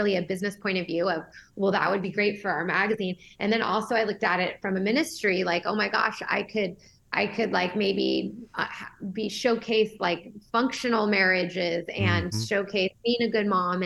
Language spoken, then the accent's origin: English; Newfoundland and Labrador, Canada; now in Orange County, United States; I'm a Newfoundlander